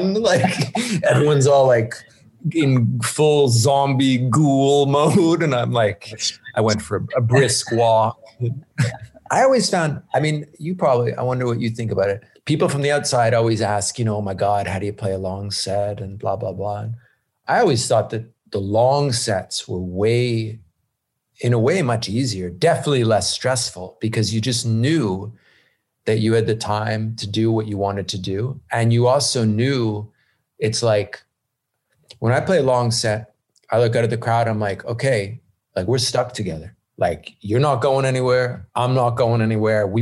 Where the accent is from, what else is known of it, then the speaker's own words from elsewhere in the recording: Montreal, Quebec, Canada; it's my hometown